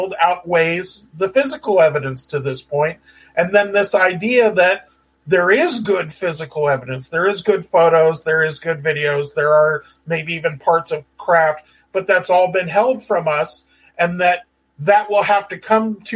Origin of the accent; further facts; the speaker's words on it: San Diego, California, United States; I grew up in San Diego.